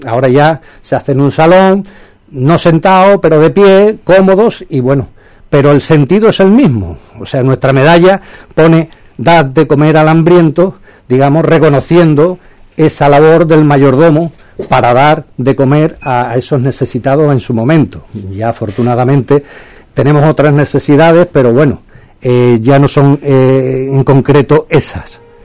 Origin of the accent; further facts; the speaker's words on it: Huelva, Andalusia, Spain; yo me considero onubense por los cuatro costados